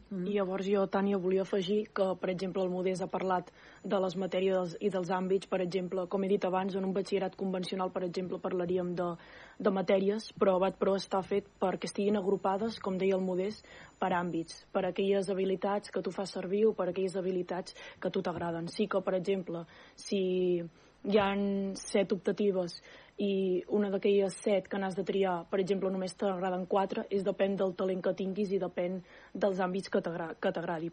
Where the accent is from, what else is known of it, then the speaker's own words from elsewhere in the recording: Súria, Catalonia, Spain; jo sóc de Súria